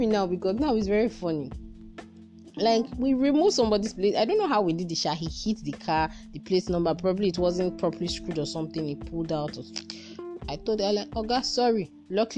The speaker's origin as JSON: {"language": "English", "region": "Edo", "country": "Nigeria", "said": "I'm from Edo State"}